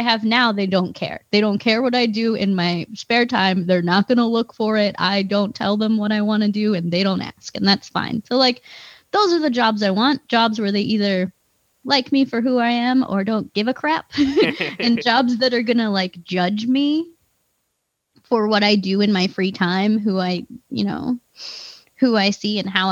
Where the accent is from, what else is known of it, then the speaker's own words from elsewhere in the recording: East Coast, United States; also born or lived in Philadelphia; now in Wisconsin, United States; I'm from the East Coast, mm-hmm, and it was a huge shock when I moved here, because like, when I lived in Philadelphia